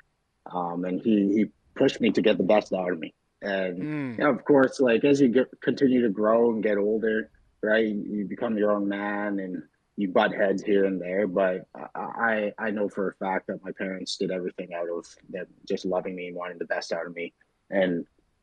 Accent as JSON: {"language": "English", "town": "Regina", "region": "Saskatchewan", "country": "Canada", "tie": "born or raised there", "said": "I'm a prairie boy through and through, born and raised in Saskatchewan, most of my life in Regina."}